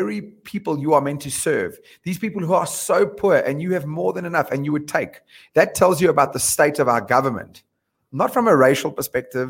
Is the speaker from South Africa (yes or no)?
yes; South Africa; moved away as an adult; also born or lived in London; we are as a South African nation.